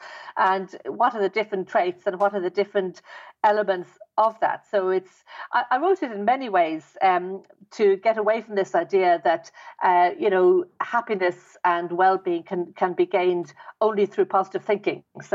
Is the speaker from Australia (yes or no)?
no; Dublin, Leinster, Ireland; I was brought up in Ireland, in Dublin.